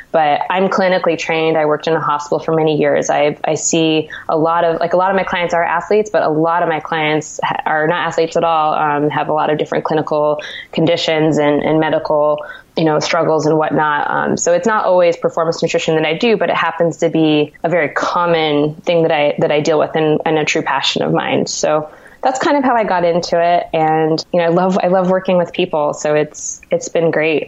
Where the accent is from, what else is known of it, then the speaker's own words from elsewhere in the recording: Santa Cruz, California, United States; now in New York, United States; I'm originally from Santa Cruz, California